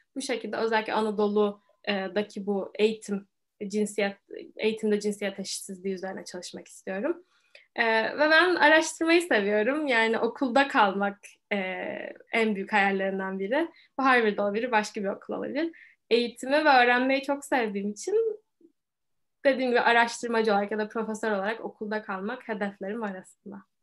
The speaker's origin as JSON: {"language": "Turkish", "region": "Istanbul", "country": "Turkey", "tie": "born or raised there", "said": "bayağı Türk'üm hayatım boyunca. Türkiye'de yaşadım, İstanbul'da yaşadım."}